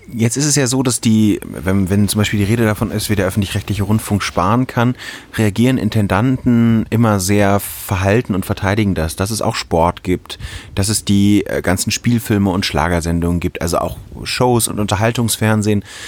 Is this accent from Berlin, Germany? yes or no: no; North Rhine-Westphalia, Germany; moved away; ich komme jetzt aus Nordrhein-Westfalen ursprünglich